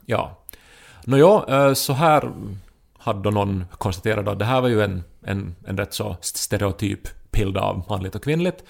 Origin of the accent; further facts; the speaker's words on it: Pedersöre, Ostrobothnia, Finland; moved away as an adult; also born or lived in Turku; now in Helsinki, Finland; när jag var liten och, och i Pedersöre, man använde ju verkare till vardag och fest